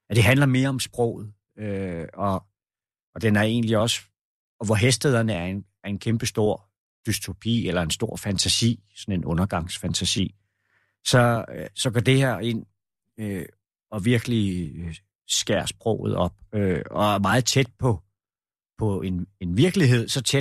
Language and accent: Danish; Roskilde, Zealand, Denmark; born there; Jeg er jeg, jeg husker det jo ikke selv, men man har fortalt mig, at jeg er født i Roskilde.